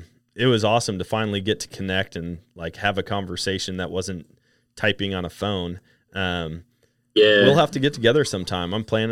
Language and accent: English; Wisconsin, United States; Wisconsin, how can you not have fun? I can't wait to get back up there and hunt. I always love hunting my home state.